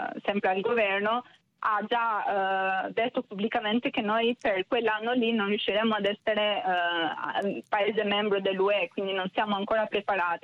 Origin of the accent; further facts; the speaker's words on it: Albania; now in Italy; Essendo io personalmente immigrata in Italia, è più facile ora rispetto a vent'anni dire che sono albanese